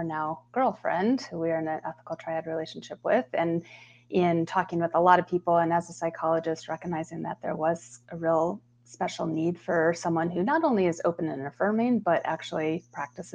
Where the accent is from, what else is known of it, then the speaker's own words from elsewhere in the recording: Colorado, United States; moved away as an adult; also born or lived in Bay Area, California; Born and raised in Colorado. You don't find too many of us anymore natives, but proud to say